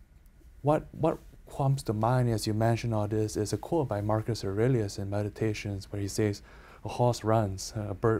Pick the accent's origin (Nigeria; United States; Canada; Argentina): Canada; I'm Canadian